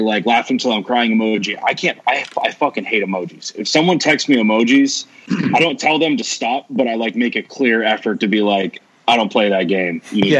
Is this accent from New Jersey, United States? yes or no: no; California, United States; I grew up in California. I'm in Southern California right now.